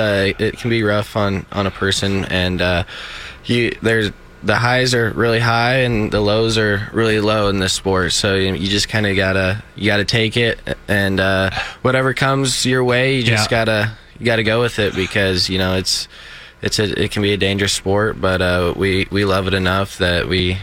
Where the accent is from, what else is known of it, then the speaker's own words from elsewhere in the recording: Gordon, Nebraska, United States; Gordon, Nebraska.